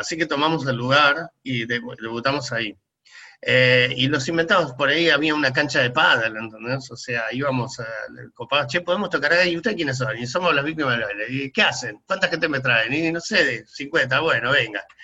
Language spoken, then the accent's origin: Spanish; La Plata, Buenos Aires Province, Argentina; moved away as an adult; now in Buenos Aires, Argentina; soy re platense